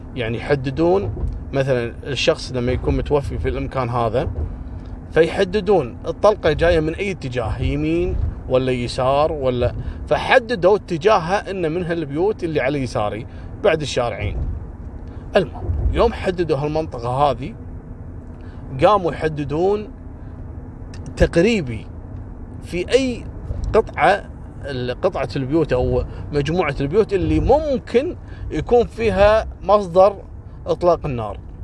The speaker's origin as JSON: {"language": "Arabic", "country": "Kuwait", "said": "عندنا في الكويت"}